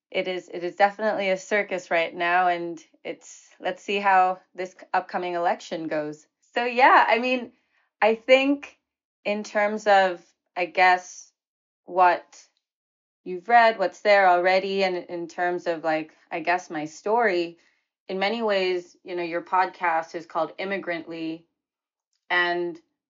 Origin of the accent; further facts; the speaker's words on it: Oman; also born or lived in New Delhi, India; And for me, I was born in New Delhi in India, half Bengali, half Anglo-Indian. And then we moved to the Middle East when I was 2 years old, and to Oman. And then I grew up in Oman